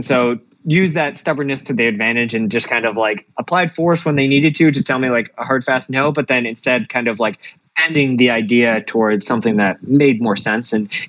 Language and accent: English; Massachusetts, United States; Like I'm from Central Mass as well.